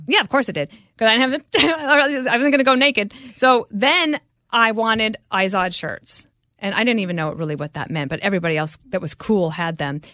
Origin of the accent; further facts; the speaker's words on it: Denver, Colorado, United States; also born or lived in Wyoming; So my parents moved there, but that was really like moving to the big city. I was two years old, but then I was at that elementary school till I think I was eleven.